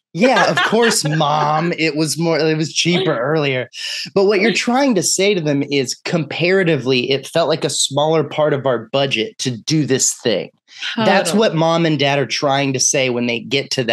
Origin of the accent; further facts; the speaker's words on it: Texas, United States; moved away; I'm from Texas.